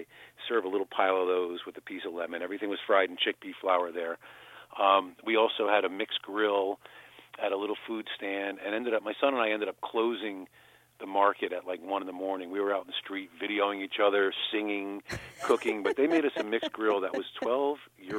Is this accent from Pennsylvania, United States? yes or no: no; New Haven, Connecticut, United States; I'm from New Haven, Connecticut, which is the pizza mecca of America